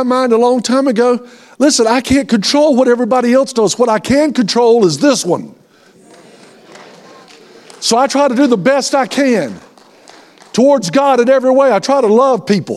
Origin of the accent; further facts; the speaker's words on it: Tallahassee, Florida, United States; I'm from Tallahassee